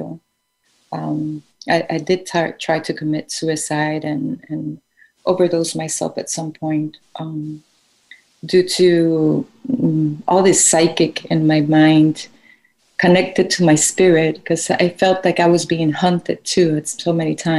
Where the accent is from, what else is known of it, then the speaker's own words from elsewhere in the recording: Colombia; growing up in Colombia in the 80s and the 90s was quite impactful